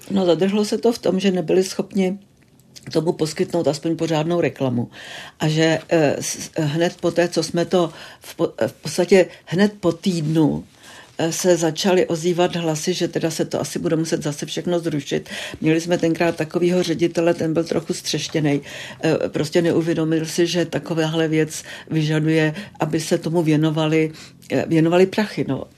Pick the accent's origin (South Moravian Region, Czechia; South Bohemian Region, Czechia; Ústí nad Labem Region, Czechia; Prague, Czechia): South Bohemian Region, Czechia; České Budějovice; moved away as an adult; also born or lived in Munich; já jsem narozená v Českých Budějovicích